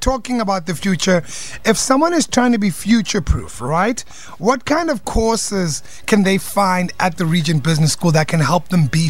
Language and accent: English; Cape Town, Western Cape, South Africa; that definitely sounds like my hometown.